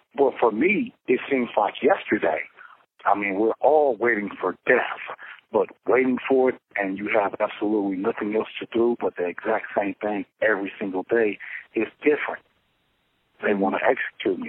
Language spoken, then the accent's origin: English; Los Angeles, California, United States; I'm from Los Angeles, California